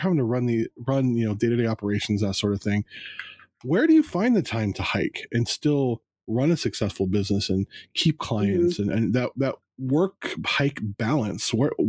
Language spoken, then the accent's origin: English; California, United States; I've probably been to at least 4 weddings in Big Bear growing up in Southern California.